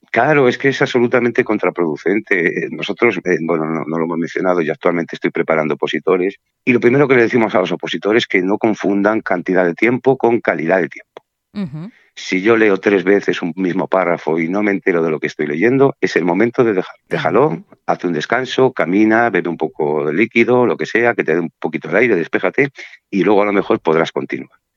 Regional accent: Burgos, Castile and León, Spain; moved away as an adult; also born or lived in Mallorca; now in Palma, Spain; yo soy de Burgos y me tuve que venir en el año 93, el 4 de enero del 93, que fue la fecha en que tomé posesión en plenas Navidades, solo a Mallorca

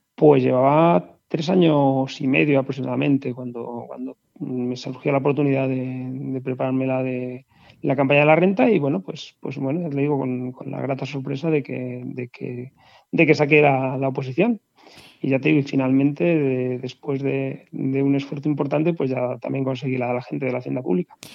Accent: La Granja, Castile and León, Spain; soy de La Granja, un pueblo de Segovia

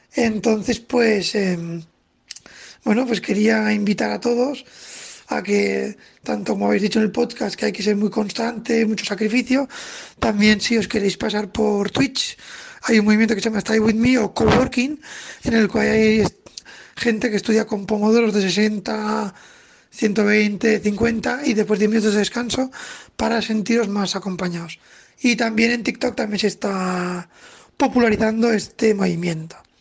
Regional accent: Zaragoza, Aragon, Spain; soy de Zaragoza

